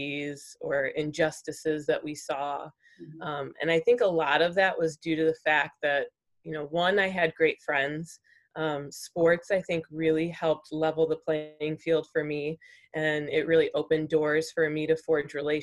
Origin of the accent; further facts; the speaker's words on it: St. Charles, Illinois, United States; I've grown up in St. Charles all my life